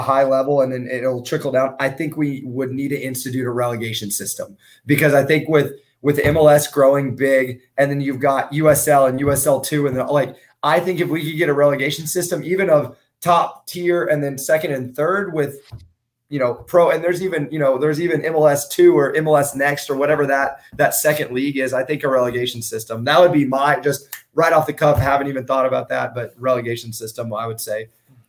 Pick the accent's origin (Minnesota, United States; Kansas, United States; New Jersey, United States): Kansas, United States; I grew up in Kansas.